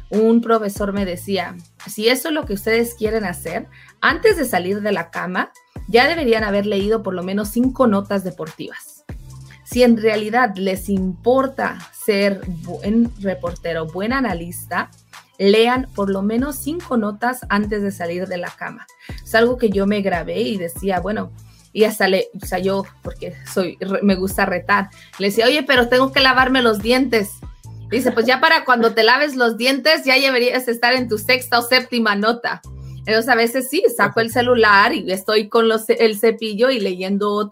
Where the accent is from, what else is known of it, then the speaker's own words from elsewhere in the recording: California, United States; born there; A mí me ha tocado en varias ocasiones porque yo nací en California, entonces a mí mi inglés es un poco más natural.